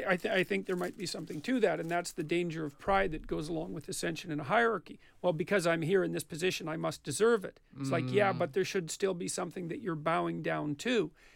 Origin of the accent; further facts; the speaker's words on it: Canada; because I'm Canadian.